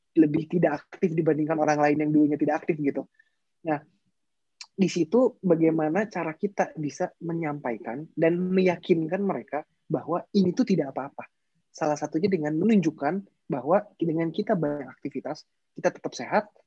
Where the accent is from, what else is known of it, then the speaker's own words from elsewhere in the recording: Indonesia; kita lahir di Indonesia